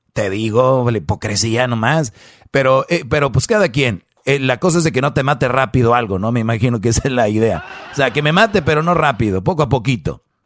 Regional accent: San Nicolás de los Garza, Nuevo León, Mexico; yo soy de allá de San Nicolás de los Garza

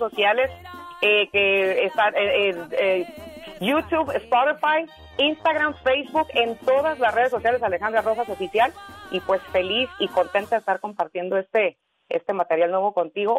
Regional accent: Madera, California, United States; moved away; also born or lived in Michoacán, Mexico; en Madera, California yo viví casi 20 años de mi vida, casi toda mi vida

